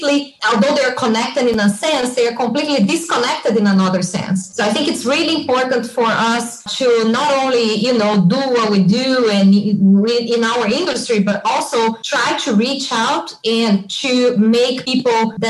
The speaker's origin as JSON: {"language": "English", "town": "Belo Horizonte", "region": "Minas Gerais", "country": "Brazil", "tie": "born or raised there", "moved": "as an adult", "lives_now": "California, United States", "said": "I grew up in a big city in Brazil. For you to have an idea, it's Belo Horizonte"}